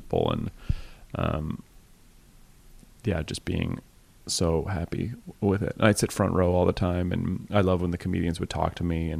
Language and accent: English; Cambridge, Ontario, Canada; Cambridge, Ontario.